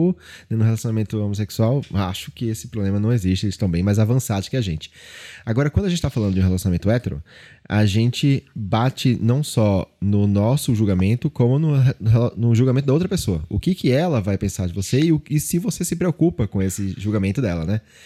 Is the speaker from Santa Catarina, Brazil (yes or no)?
no; Olinda, Pernambuco, Brazil; Eu sou nordestino, fui criado ali em Olinda, anos 80, 90 ali